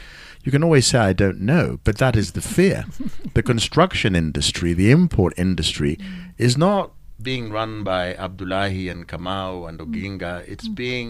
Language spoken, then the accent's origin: English; Kenya; I'm a Kenyan of a generation where at some point, we turned on a certain section of our community and said, Asians must go.